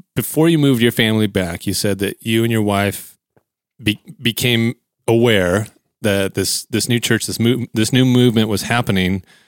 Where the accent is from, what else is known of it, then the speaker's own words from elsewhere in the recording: Bakersfield, California, United States; in my hometown of Bakersfield